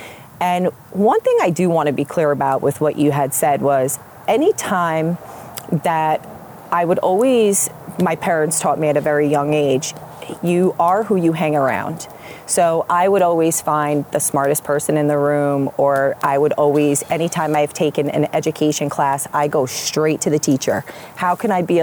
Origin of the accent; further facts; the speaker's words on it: Point Pleasant, New Jersey, United States; I grew up in Point Pleasant Borough